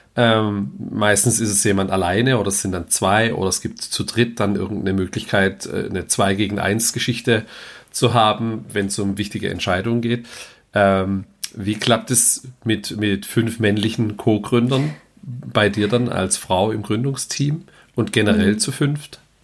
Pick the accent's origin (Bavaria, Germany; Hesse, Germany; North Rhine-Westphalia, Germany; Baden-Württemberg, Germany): Baden-Württemberg, Germany; Heilbronn; komme ich selber auch aus Heilbronn